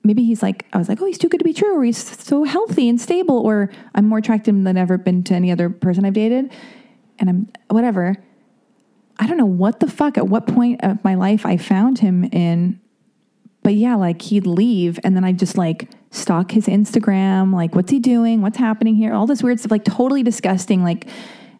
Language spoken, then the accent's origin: English; United States; I'm American